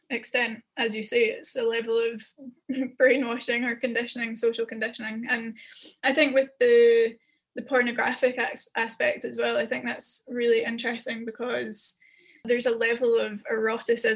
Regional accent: Scotland, United Kingdom; I'm Scottish

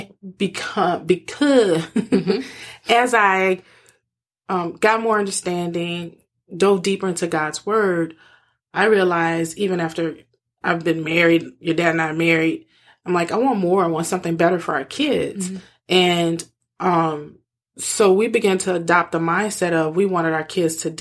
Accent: New Orleans, Louisiana, United States; I grew up in New Orleans

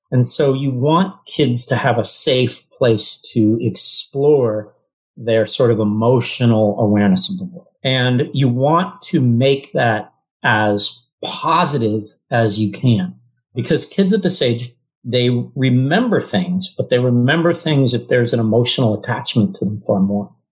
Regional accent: California, United States; moved away as an adult; also born or lived in New York; I was originally from California and wanted to be near family

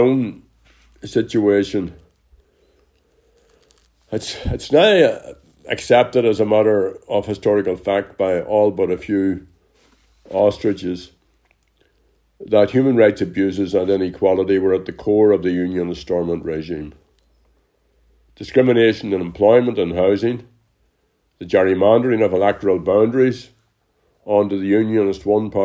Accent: Ireland; we Irish Republicans

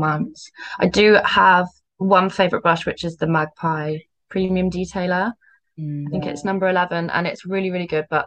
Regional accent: Cornwall, South West England, United Kingdom; now in Bristol, United Kingdom; I'm from Cornwall, but I live in Bristol now

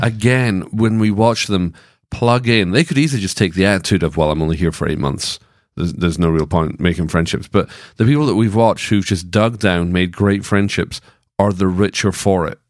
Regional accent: Scotland, United Kingdom; now in Franklin, United States; I was born in Scotland

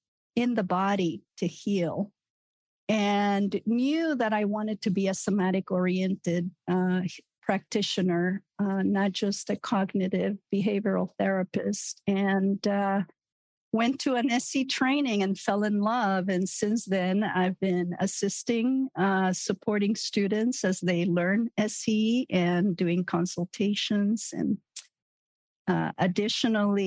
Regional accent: Nicaragua; also born or lived in United States; now in Azores, Portugal; I grew up in Nicaragua

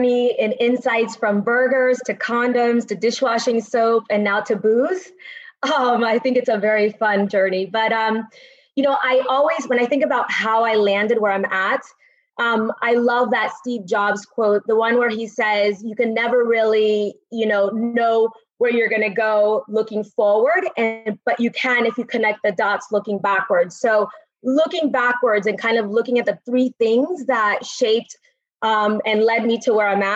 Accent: Caracas, Capital District, Venezuela; So I was born in Caracas, Venezuela

